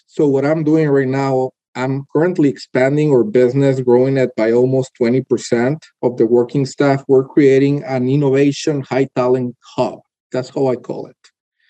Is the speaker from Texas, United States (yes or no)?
yes; Texas, United States; born there; So my case was very particular because I was born in Texas, actually, spent most of my life traveling around the world doing consulting for different companies